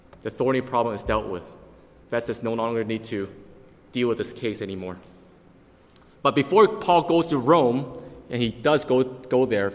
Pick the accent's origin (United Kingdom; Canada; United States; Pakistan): Canada; we as Canadians have the Canadian Constitution